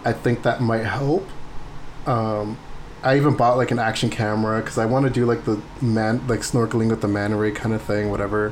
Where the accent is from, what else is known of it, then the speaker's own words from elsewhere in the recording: San Diego, California, United States; I'm from San Diego